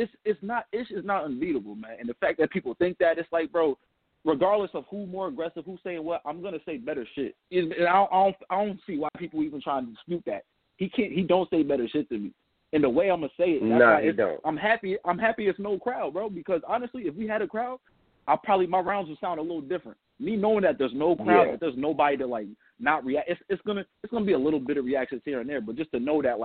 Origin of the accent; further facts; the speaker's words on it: Connecticut, United States; That's my hometown